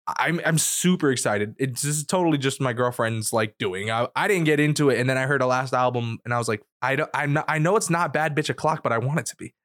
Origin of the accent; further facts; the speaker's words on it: New York, United States; I grew up in New York